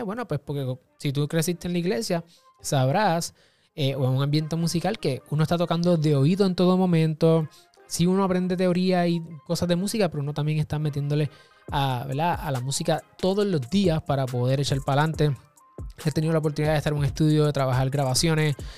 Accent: Puerto Rico; mi país, Puerto Rico

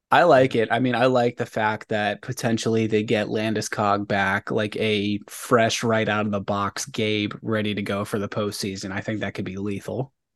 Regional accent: Maryland, United States; growing up in Maryland

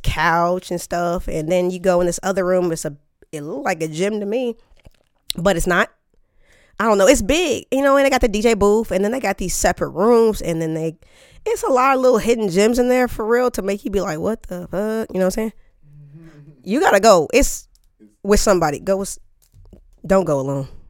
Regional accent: Topeka, Kansas, United States; moved away; I'm from Topeka, Kansas. Yes, good old Topeka

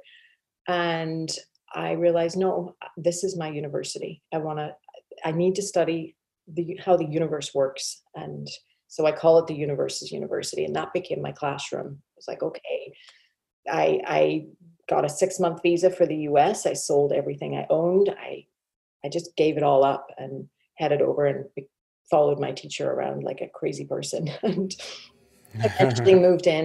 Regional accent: Northern Ireland, United Kingdom; moved away as an adult; now in Texas, United States; So I grew up in Northern Ireland, spent my first 21 years there

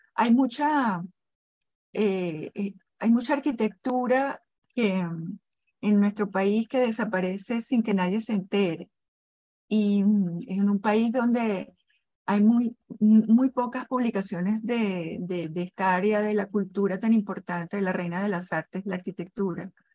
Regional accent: Caracas, Capital District, Venezuela; yo vivo en Caracas, yo soy caraqueña

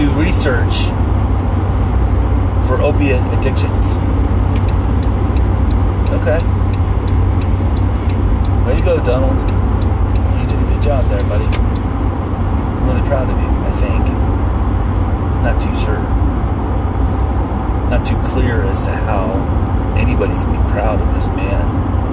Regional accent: United States; as an American, as a person who pays taxes

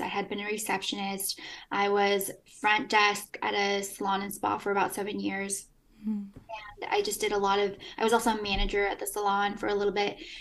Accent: Eugene, Oregon, United States; also born or lived in Peru / Los Angeles, United States; I'm from Eugene, Oregon

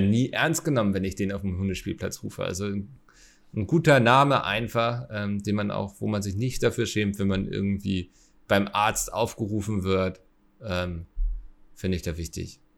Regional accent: Hamburg, Germany; Ich als Hamburger

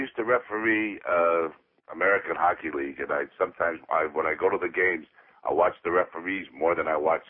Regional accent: Toronto, Ontario, Canada; now in Hollywood, United States; I'm from Toronto.

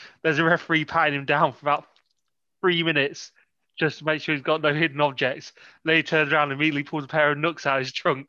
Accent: Canada; I'm just Canadian and that's enough.

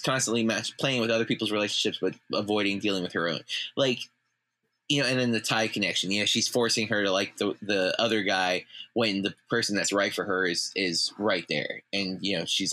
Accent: United States; Not only are we from Polk County

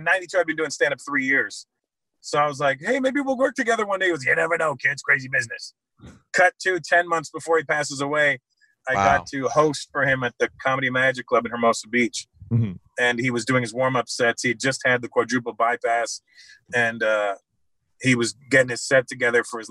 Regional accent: Toronto, Ontario, Canada; I'm from Toronto.

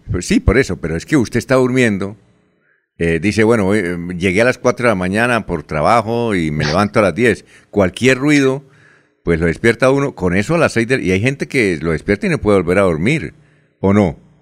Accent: Barichara, Santander, Colombia; aunque nací en Barichara

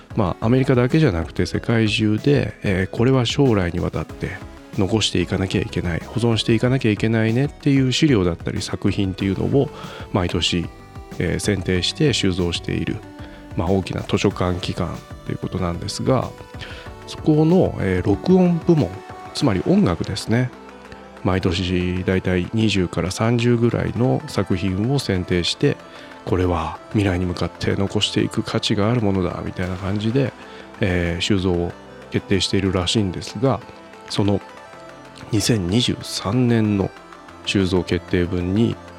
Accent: Japan

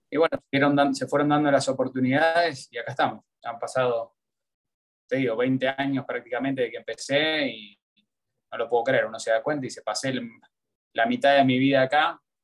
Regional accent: Argentina; born or raised there; moved away as an adult; also born or lived in United States; now in Miami, United States

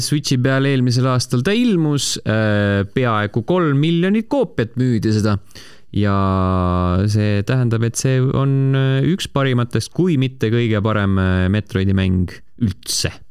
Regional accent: Estonia; me oleme eestlased, me ei oska hääldada asju niikuinii

